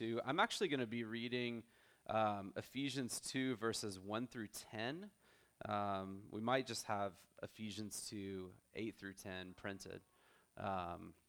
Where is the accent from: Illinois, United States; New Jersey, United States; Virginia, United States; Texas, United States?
Texas, United States; moved away as an adult; also born or lived in Orlando, Florida; now in San Antonio, United States; my wife and I are both from Texas originally.